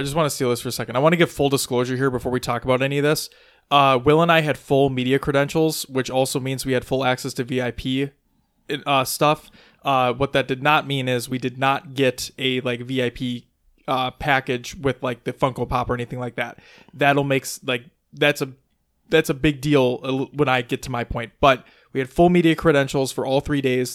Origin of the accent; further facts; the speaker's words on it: Minnesota, United States; we're from Minnesota